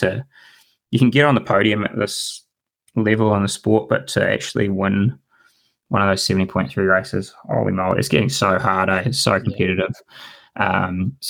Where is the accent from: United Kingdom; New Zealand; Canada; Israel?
New Zealand; as a Kiwi